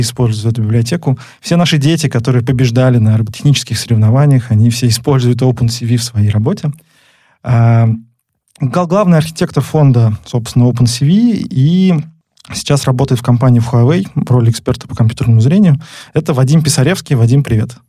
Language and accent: Russian; Nizhny Novgorod, Nizhny Novgorod Oblast, Russia; Мы снова записываемся из Нижнего Новгорода. Это наш родной город с Лидой